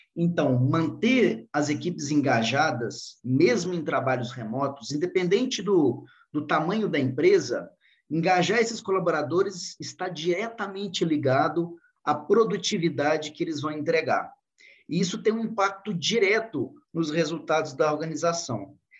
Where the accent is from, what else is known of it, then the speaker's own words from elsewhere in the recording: Divinópolis, Minas Gerais, Brazil; accent: mineiro; Sou mineirinho de Divinópolis, Minas Gerais